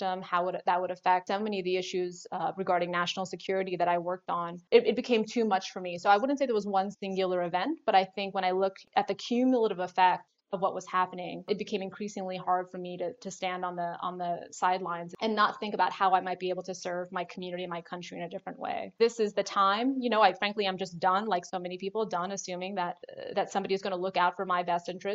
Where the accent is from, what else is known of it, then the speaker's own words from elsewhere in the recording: San Antonio, Texas, United States; I grew up in San Antonio, Texas.